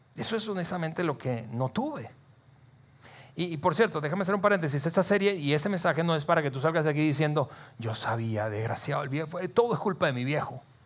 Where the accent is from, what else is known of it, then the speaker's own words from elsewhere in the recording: Venezuela; moved away as an adult; now in Saltillo, Mexico; yo crecí en un país, en Venezuela, algunos de ustedes saben que soy eh, venezolano de nacimiento, mexicano eh, por naturalización. Ya tenemos 15 años casi viviendo aquí en, Saltillo